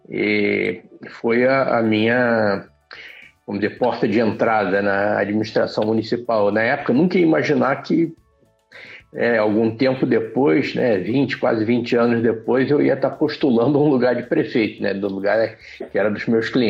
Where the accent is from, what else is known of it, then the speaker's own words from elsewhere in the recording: Rio de Janeiro, Brazil; Eu sou carioca, é... sempre morei no Rio, Fui criado na Tijuca, estudei numa aplicação da UERJ, mas eu sou tão velho que na época ainda era o EG, que ainda era o estado da Guanabara.